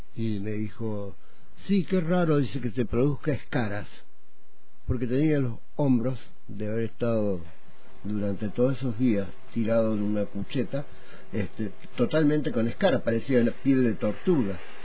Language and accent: Spanish; Córdoba, Argentina; now in Neuquén, Argentina; yo terminé eh, mis estudios que había iniciado de pibe en Córdoba